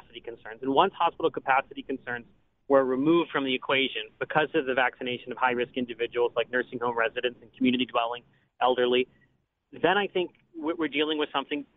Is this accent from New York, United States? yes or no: no; Pennsylvania, United States; my home state of Pennsylvania